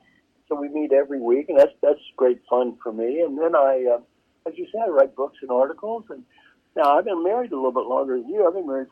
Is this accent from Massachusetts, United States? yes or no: no; Valley Station, Kentucky, United States; moved away as an adult; also born or lived in Indiana / Los Angeles, California; I'm from Valley Station, Kentucky, in small town. Dad had a two-pump gas station back in Valley Station.